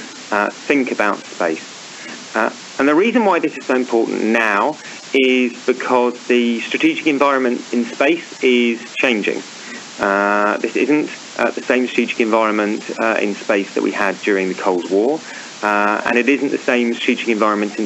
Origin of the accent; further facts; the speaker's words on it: United Kingdom; moved away; I'm British, obviously. You'll probably guess from my accent.